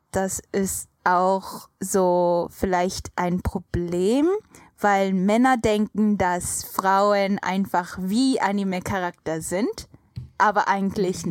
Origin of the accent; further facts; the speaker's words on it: Japan; German is a second language; als Japanerin